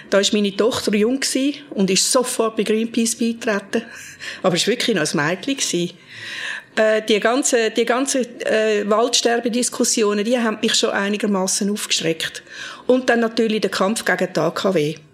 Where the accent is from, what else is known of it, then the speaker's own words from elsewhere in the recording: Frauenfeld, Thurgau, Switzerland; now in Zürich, Switzerland; Ich bin im Frauenfeld aufgewachsen und dann auf Zürich gekommen, oder?